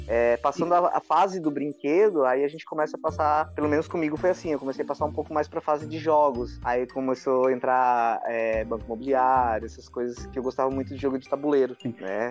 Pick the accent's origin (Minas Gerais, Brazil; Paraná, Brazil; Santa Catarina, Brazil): Santa Catarina, Brazil; Laguna; now in Tubarão, Brazil; Eu moro em Tubarão, Santa Catarina, nascido em Laguna